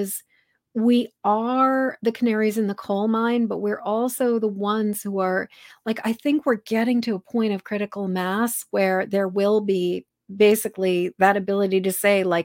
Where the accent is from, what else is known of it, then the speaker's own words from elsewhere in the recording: Massachusetts, United States; now in Maine, United States; I'm a Masshole. that's what they call people like me, because I'm from Massachusetts